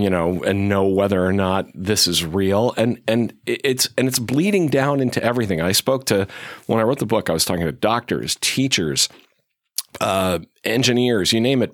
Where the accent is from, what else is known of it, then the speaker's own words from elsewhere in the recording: Chicopee, Massachusetts, United States; moved away; actually from western Massachusetts